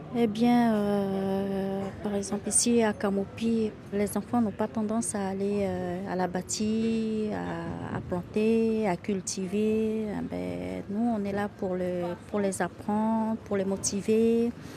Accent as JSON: {"language": "French", "town": "Camopi", "country": "French Guiana", "also_born_or_lived": "Cayenne", "said": "je suis, née à Cayenne, mais je suis de Camopi"}